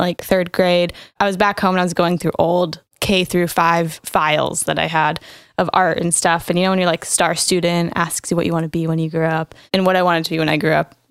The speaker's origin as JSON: {"language": "English", "town": "Grass Valley", "region": "California", "country": "United States", "tie": "born or raised there", "said": "I grew up not too far from here, just a couple hours east in the foothills in Grass Valley, a little small town tucked away in the mountains."}